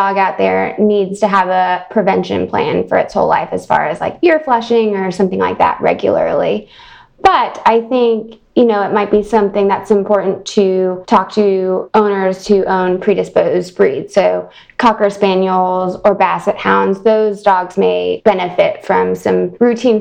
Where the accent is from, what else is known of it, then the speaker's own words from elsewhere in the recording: Louisville, Kentucky, United States; moved away as an adult; also born or lived in Virginia / Alabama / New York; now in Chicago, United States; I'm originally from Louisville, Kentucky, and grew up riding horses